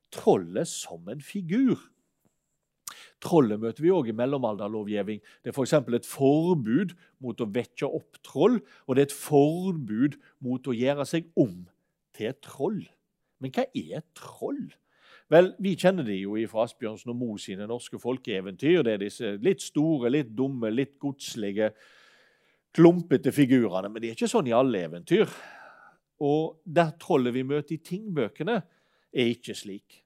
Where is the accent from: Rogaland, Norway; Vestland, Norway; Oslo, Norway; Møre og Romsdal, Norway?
Vestland, Norway; Uskedalen; jeg selv er født og oppvokst i Uskedalen